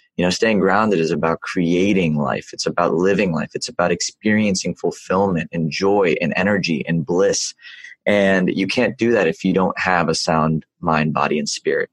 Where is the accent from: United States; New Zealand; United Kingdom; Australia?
United States; the South; I wasn't born in the South, but I was raised in the South